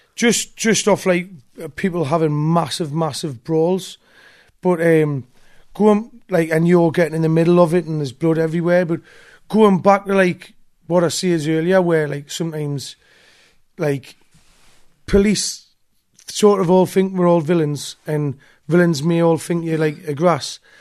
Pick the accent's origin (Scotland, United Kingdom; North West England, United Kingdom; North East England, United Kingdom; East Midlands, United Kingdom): North East England, United Kingdom; Newcastle upon Tyne; At the East End of Newcastle